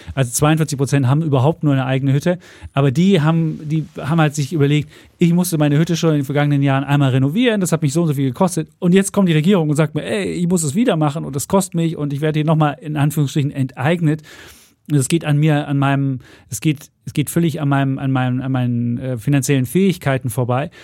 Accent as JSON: {"language": "German", "region": "East Germany", "country": "Germany", "tie": "born or raised there", "said": "wie das damals im Osten gewesen ist, da durfte ich nicht Abitur machen"}